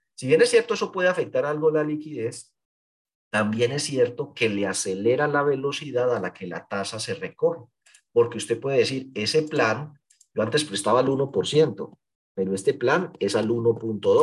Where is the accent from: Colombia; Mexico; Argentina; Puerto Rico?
Colombia; Paisa region, Antioquia; aquí somos paisas